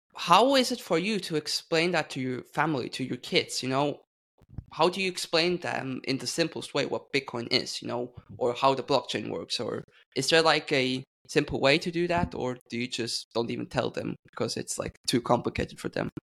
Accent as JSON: {"language": "English", "country": "Switzerland", "said": "I'm from Switzerland"}